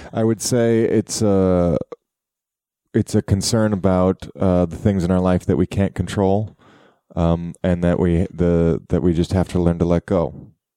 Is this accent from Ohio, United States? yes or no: yes; Cleveland, Ohio, United States; the Cleveland Browns, my hometown football team.